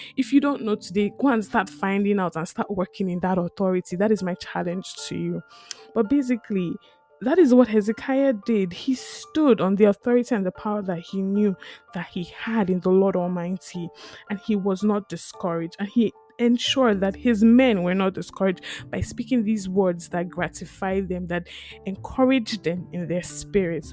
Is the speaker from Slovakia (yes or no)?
no; Lagos, Nigeria; now in St. John's; I grew up in Lagos